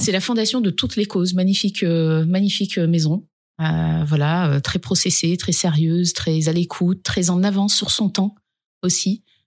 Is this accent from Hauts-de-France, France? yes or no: no; a village in the Dauphiné, Auvergne-Rhône-Alpes, France; Je suis pas née dans les quartiers. Je viens d'un village du Dauphiné.